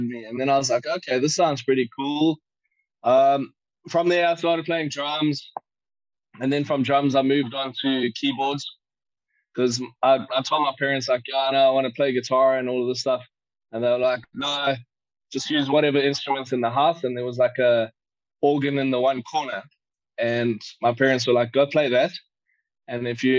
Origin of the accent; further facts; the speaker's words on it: Warner Beach, KwaZulu-Natal, South Africa; when I was a toddler, I grew up in Warner Beach